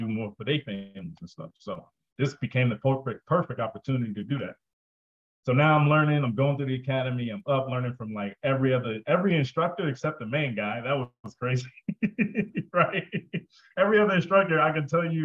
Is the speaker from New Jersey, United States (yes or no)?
yes; New Jersey, United States; I'm from Jersey